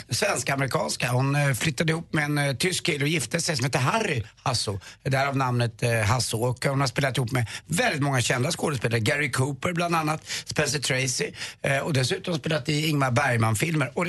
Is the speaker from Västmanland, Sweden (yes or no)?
yes; Västmanland, Sweden; Jag kommer från Västmanland